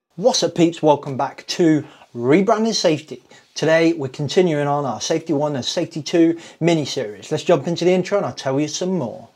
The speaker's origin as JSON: {"language": "English", "town": "Kettering", "region": "East Midlands", "country": "United Kingdom", "tie": "born or raised there", "said": "I was born in Kettering General Hospital in Northamptonshire on the 14th"}